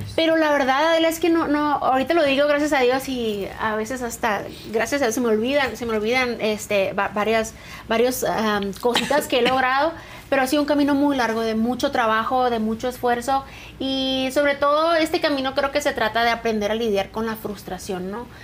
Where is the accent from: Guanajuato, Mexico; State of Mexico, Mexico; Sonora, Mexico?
Sonora, Mexico; San Luis Río Colorado; moved away as an adult; now in Mexico City, Mexico; Yo soy de San Luis de Colorado, pero tiene 11 años que me vine aquí a Ciudad de México